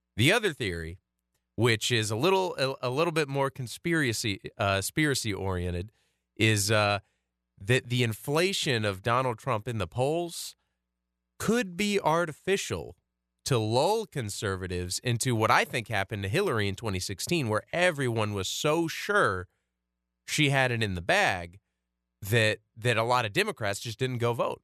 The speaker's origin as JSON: {"language": "English", "country": "United States", "tie": "born or raised there", "said": "growing up in America in, like, the early two thousands"}